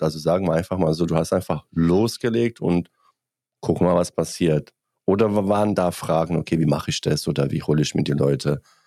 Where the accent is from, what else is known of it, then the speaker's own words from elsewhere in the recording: Bosnia & Herzegovina; German is a second language; now in Germany; Ich komme aus Bosnien